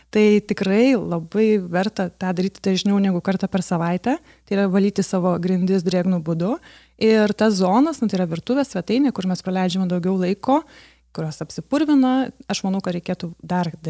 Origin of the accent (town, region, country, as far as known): Lithuania